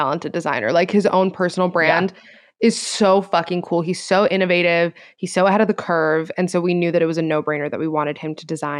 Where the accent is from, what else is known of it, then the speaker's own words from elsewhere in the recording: Florida, United States; Like we're both from Florida. We both acknowledge that Florida's crazy.